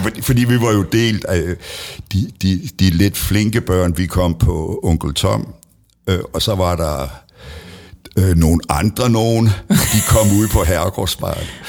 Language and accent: Danish; Middelfart, Southern Denmark, Denmark; jeg er født øh, lige ude ved Hyllehøj. Mm. Og øh, dermed, der hører jeg til i Kavslerne. Ja. Og øh, der gik jeg også øh, i skole